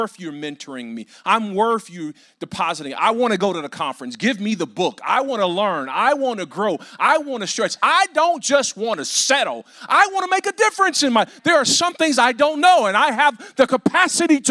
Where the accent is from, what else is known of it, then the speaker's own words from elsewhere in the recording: Compton, California, United States; I grew up in Compton